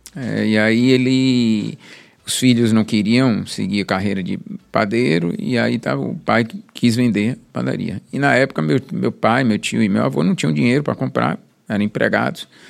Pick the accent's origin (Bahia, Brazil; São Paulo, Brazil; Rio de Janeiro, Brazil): Bahia, Brazil; Salvador; Nasci na Roma Negra, no Hospital Espanhol